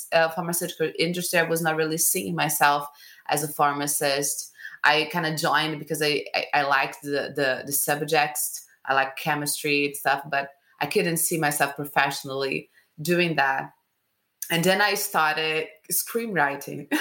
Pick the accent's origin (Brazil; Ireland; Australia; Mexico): Brazil; Rio de Janeiro; I'm from Rio, Brazil